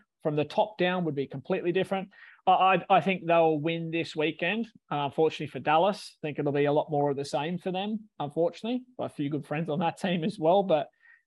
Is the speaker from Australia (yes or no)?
yes; New South Wales, Australia; I'm from New South Wales, so I'm Waratahs, but I grew up playing rugby league my entire career